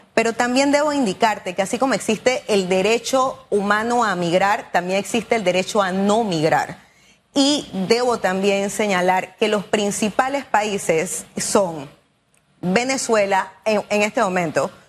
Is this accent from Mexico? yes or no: no; Panama; quienes somos panameños